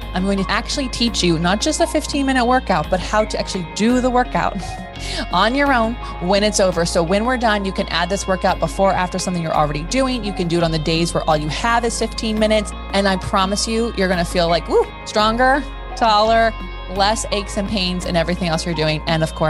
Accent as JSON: {"language": "English", "region": "Scotland", "country": "United Kingdom", "said": "We just discovered this 5 seconds ago that we're both Scottish."}